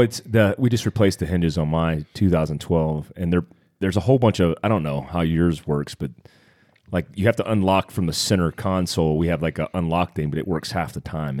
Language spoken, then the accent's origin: English; North Carolina, United States; I grew up in North Carolina